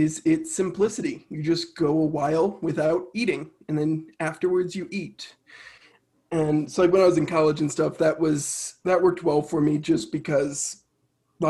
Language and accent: English; a suburb of Chicago, Illinois, United States; also born or lived in Minnesota; So I was born in Minnesota, grew up in a suburb of Chicago in Illinois